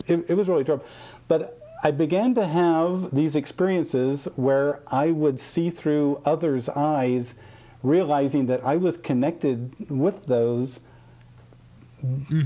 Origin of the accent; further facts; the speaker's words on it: Midwest, United States; I grew up in the Midwest